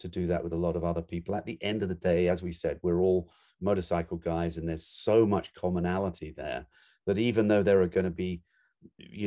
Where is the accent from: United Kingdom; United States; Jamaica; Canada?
United Kingdom; England; moved away; I grew up in England, so I was never part of the American, you know, biker culture.